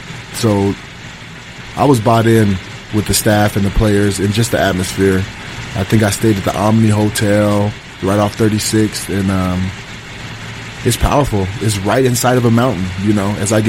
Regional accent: Denver, Colorado, United States; growing up in Denver

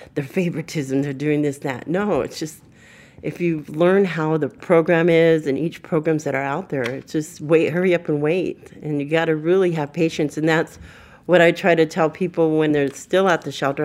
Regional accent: Burbank, California, United States; I was raised in Burbank

